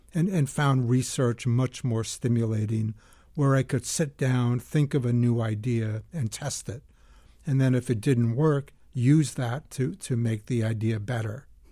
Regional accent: Lexington, Massachusetts, United States; moved away; I grew up in Lexington, Massachusetts

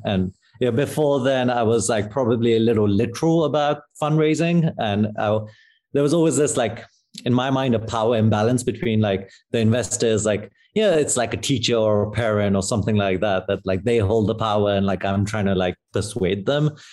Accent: London, United Kingdom; moved away as an adult; also born or lived in Pakistan; now in San Francisco, United States; I grew up in London

